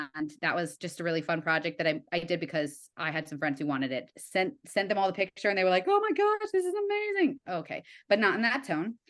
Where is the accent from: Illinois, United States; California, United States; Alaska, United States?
Illinois, United States; Evanston; moved away; I'm from Evanston